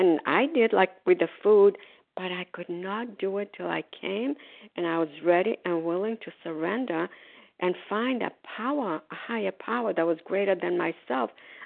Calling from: Florida, United States; grateful, recovered, compulsive overeater. I'm calling from Florida. Today, we are snowbirds. We are in Florida.

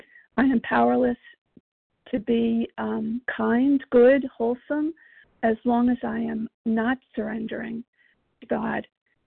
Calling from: Virginia, United States; I'm calling from Virginia. And, we agnostics.

